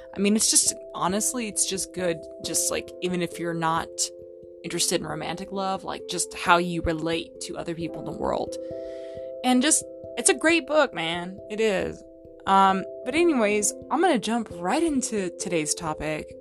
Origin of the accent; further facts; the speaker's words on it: Fallbrook, California, United States; in Fall Brook, California, where I grew up in Southern California